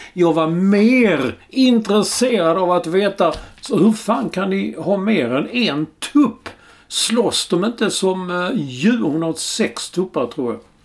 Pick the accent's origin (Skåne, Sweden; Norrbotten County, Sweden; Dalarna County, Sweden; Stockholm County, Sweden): Skåne, Sweden; vi är skåningar.